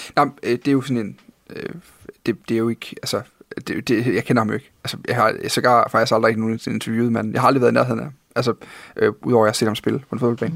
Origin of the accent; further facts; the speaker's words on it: Funen, a little south of Odense, Southern Denmark, Denmark; jeg er født på Fyn. Lidt syd for Odense